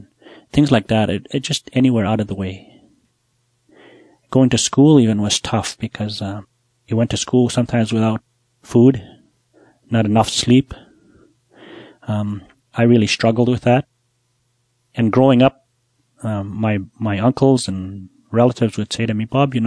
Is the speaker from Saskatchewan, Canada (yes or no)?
yes; Buffalo Narrows, Saskatchewan, Canada; I'm from Buffalo Narrows. I was born there. I grew up there